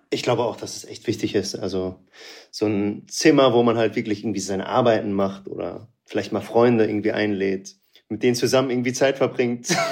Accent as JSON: {"language": "German", "town": "Münster", "region": "North Rhine-Westphalia", "country": "Germany", "tie": "born or raised there", "said": "Aus NRW, Münster. Ah. Da bin ich aufgewachsen."}